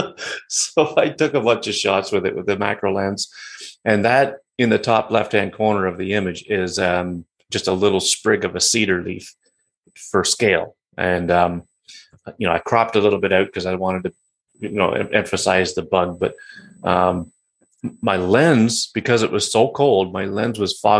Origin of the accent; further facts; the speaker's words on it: Georgian Bay, Ontario, Canada; the Georgian Bay that I live on, that my hometown is on